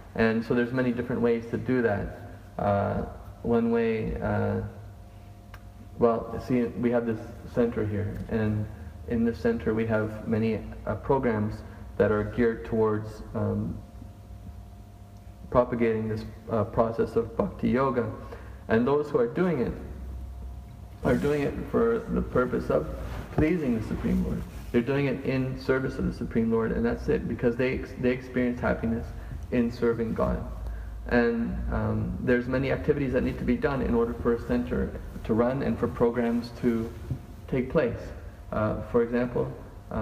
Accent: Canada; I'm Canadian, I'm a male

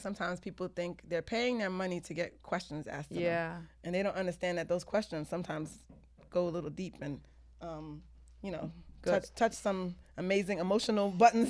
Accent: Jamaica; You know I'm Jamaican, right?

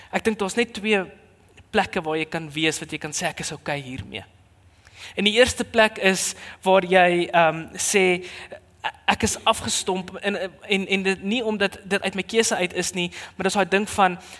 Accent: South Africa

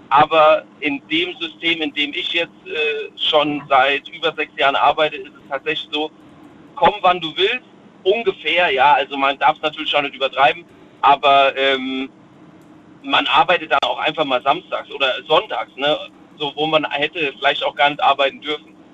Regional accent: Rhineland-Palatinate, Germany; Ähm, ich komme aus der Nähe von Worms.

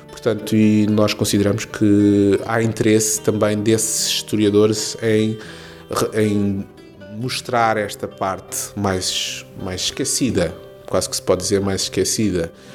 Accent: Portugal; Sou português, filho de imigrantes cabo-verdianos, da Ilha de Santiago

